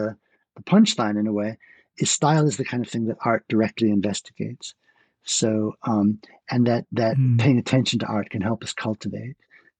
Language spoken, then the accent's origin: English; New York, United States; So I don't have a New York accent, even though I grew up in New York.